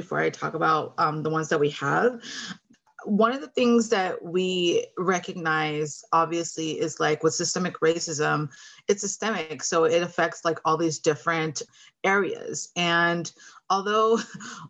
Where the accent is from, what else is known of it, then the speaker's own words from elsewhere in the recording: Oxnard, California, United States; now in Thousand Oaks, United States; I grew up in Oxnard, California. So I'm not too far from home, living in Thousand Oaks, Conejo Valley area now